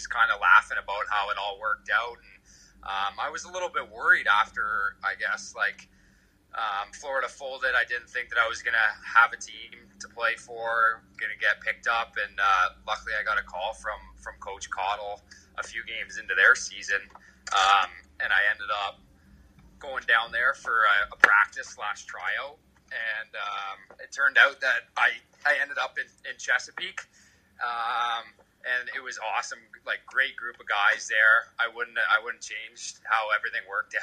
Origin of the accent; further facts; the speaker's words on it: Oakville, Ontario, Canada; I grew up playing in Oakville